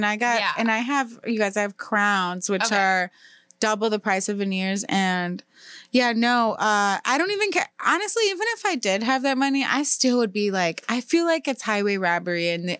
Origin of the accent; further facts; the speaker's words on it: United States; we're Americans.